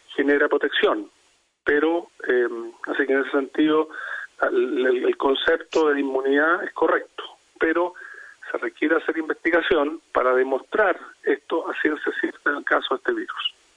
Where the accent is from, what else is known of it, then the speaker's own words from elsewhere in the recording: Chile; en nuestro caso Chile